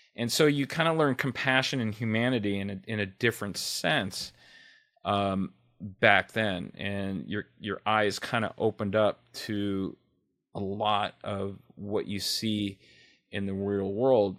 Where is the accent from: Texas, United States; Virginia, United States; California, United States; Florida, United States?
California, United States; Los Angeles; L A native. I grew up, I was born in Hollywood. I'm a, a true Hollywood baby